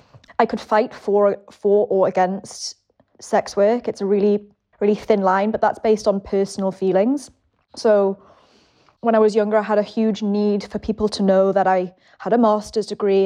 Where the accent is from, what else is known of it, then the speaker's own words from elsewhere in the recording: England, United Kingdom; So I'm …. I'm 33. I'm English.